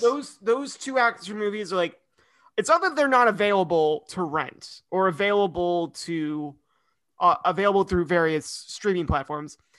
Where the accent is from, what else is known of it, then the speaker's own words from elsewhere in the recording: Idaho, United States; I grew up in Idaho